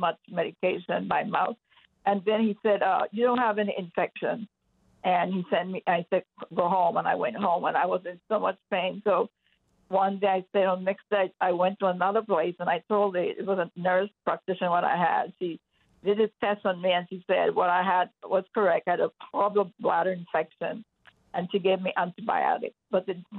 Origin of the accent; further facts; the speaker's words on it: Texas, United States; moved away as an adult; now in Colorado, United States; I'm from Texas, really. I came here a month ago to go to Charis Bible College